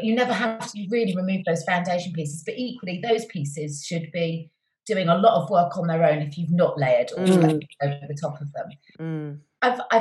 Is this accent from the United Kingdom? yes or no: yes; Cheltenham, South West England, United Kingdom; I was born and raised in Cheltenham